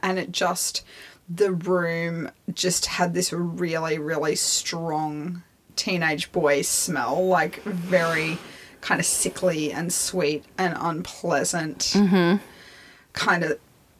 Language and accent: English; Brisbane, Queensland, Australia; I grew up around Brisbane